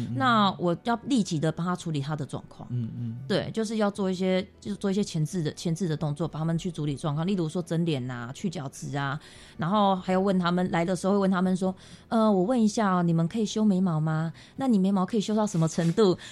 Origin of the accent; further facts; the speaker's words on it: Taiwan; 我们台湾这边